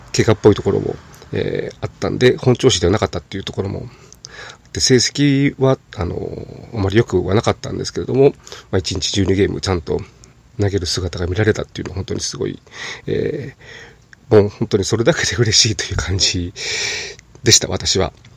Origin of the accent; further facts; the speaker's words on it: Nagoya, Aichi, Japan; 地元名古屋